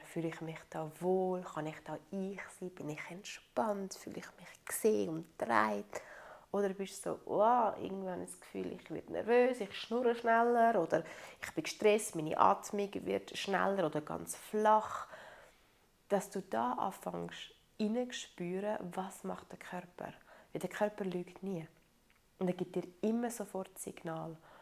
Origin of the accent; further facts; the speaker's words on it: Italy; ich so als Italienerin bin so ein bisschen erzogen worden